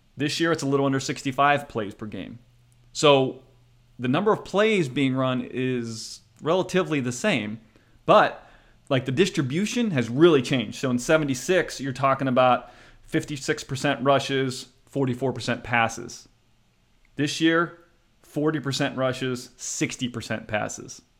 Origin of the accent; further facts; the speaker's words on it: near Pittsburgh, Pennsylvania, United States; I was raised near Pittsburgh